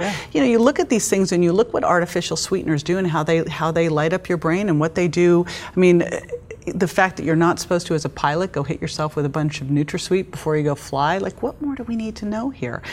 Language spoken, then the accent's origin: English; Berkeley, California, United States; I grew up in Berkeley